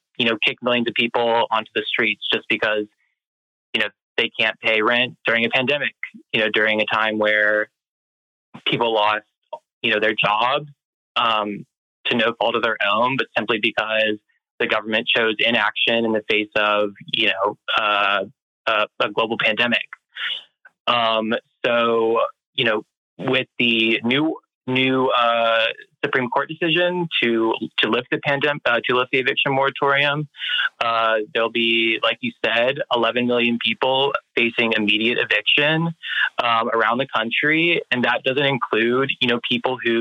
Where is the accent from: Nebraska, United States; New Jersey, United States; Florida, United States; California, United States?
Florida, United States; moved away; I'm originally from Florida